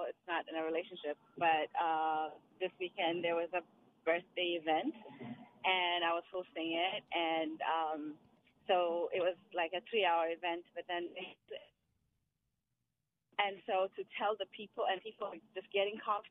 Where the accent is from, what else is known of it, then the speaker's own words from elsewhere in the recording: Ethiopia; moved away; I am from Ethiopia.